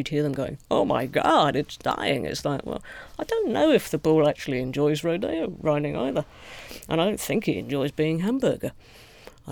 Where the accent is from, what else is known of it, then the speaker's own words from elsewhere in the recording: United Kingdom; as a British person